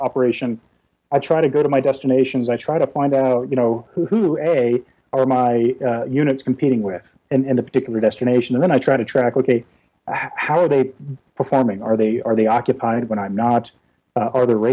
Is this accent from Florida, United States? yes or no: yes; South Florida, United States; I grew up in South Florida